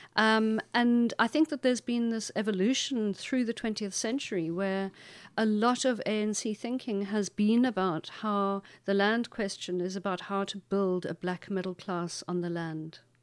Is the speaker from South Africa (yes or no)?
yes; Makhanda, Eastern Cape, South Africa; the town that I'm from is called Makanda